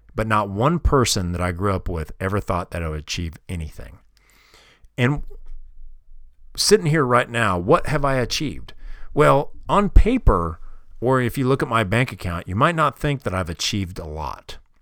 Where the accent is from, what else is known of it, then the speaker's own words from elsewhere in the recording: Kansas City, Missouri, United States; moved away; I grew up in Kansas City, Missouri, and all my family's still there